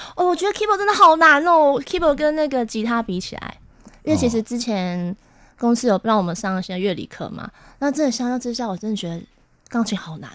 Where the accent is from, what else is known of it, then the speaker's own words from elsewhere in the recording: Taipei, Taiwan; 对，台北人， 一看就知道。 怎么说？ 怎么说？台北小孩啊，因为我是，我是台北老人啊。